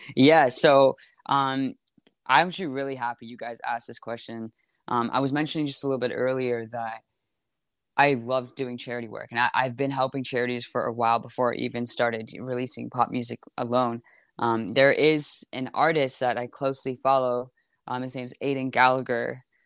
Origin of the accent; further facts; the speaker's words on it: Toronto, Ontario, Canada; also born or lived in Montreal, Quebec; in Toronto right now in my hometown